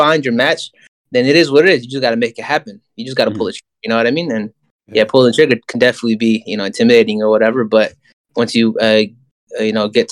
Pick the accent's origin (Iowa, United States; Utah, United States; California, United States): California, United States; the Bay; I'm just born and raised in the Bay and I've lived in a bubble my whole life.